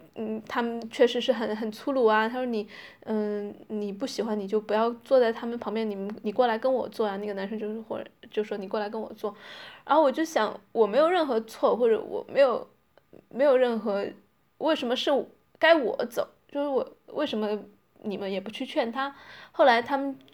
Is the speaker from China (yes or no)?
yes; China; now in Netherlands; 不管是我在荷兰还是其他的中国人在国外